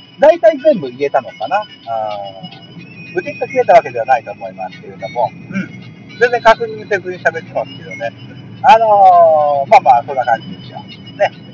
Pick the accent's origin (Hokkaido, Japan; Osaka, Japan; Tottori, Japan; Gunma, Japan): Tottori, Japan; Yonago; born or raised there